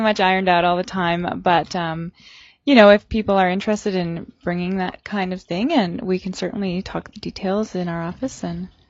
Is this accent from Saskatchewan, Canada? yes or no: yes; Saskatchewan, Canada; now in Prince George, Canada; I'm from Saskatchewan